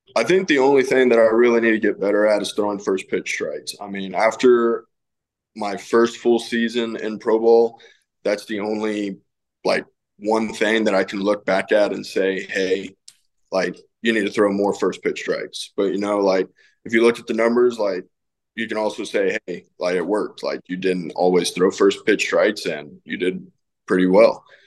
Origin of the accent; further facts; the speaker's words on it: Castroville, Texas, United States; my hometown in Castroville